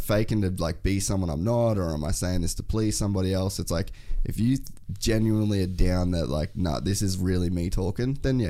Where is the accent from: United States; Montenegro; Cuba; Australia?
Australia; Cairns, Queensland; I grew up in Cairns.